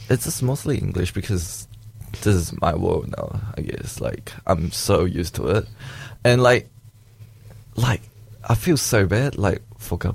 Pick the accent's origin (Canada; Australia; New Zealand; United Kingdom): New Zealand; also born or lived in Malaysia; for me, like what I felt like, it's growing up in Malaysia and growing up in New Zealand is quite different.